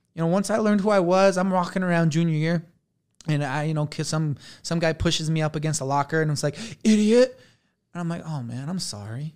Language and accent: English; Blanding, Utah, United States; I'm from Blanding, Utah